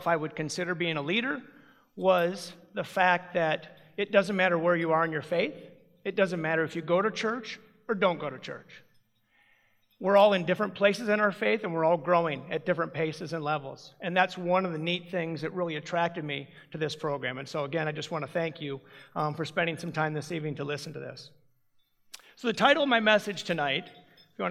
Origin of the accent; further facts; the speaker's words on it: Ames, Iowa, United States; I grew up in Ames.